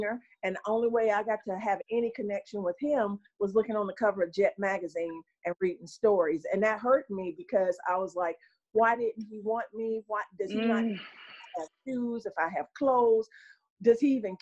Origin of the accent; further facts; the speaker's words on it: Gastonia, North Carolina, United States; I'm from Gastonia, North Carolina, right next door